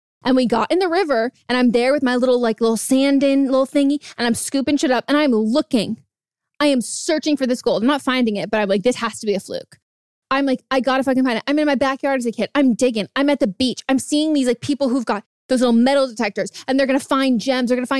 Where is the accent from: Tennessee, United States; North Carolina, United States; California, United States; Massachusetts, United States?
California, United States; Northern; So I grew up in California, NorCal